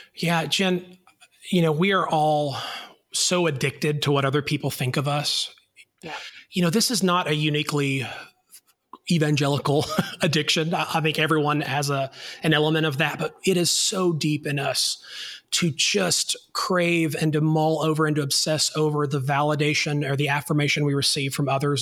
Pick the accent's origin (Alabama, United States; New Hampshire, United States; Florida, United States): Alabama, United States; North; I am a boy from North Alabama